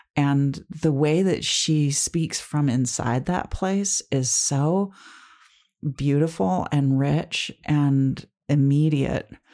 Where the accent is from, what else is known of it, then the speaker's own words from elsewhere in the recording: United States; as an American